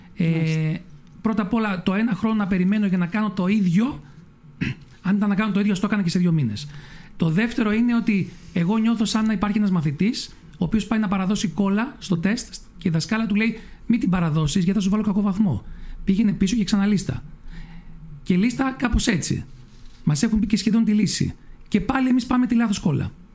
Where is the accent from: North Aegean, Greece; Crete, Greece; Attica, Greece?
North Aegean, Greece; Lemnos; στο χωριό μου